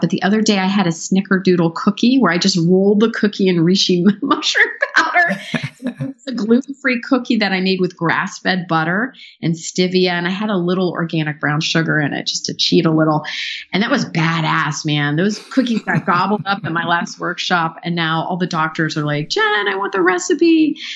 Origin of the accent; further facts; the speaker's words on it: Pittsburgh, Pennsylvania, United States; I grew up in Pittsburgh from a Hungarian family